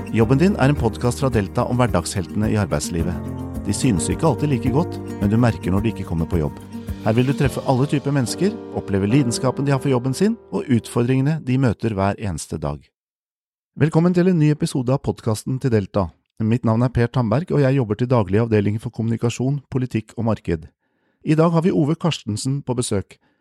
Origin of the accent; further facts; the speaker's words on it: Lillestrøm, Akershus, Norway; also born or lived in Lørenskog; jeg vokste sjøl opp på Romerike, i Lillestrøm og Lørenskog